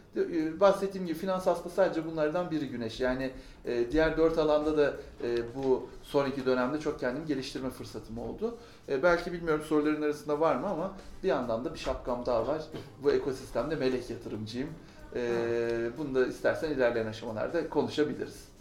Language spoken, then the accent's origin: Turkish; Ankara, Turkey; Ankara doğumluyum doğuma büyüme.